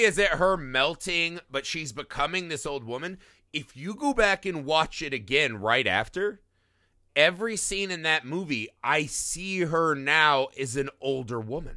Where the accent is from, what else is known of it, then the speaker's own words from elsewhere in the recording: Midwest, United States; As a Midwesterner